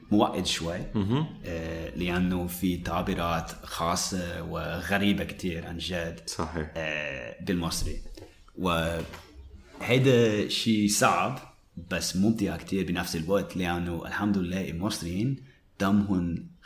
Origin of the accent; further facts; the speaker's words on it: Dahieh, Mount Lebanon, Lebanon; انا انا من انا من داهيه وهو داهيه منطقه كتير شعبيه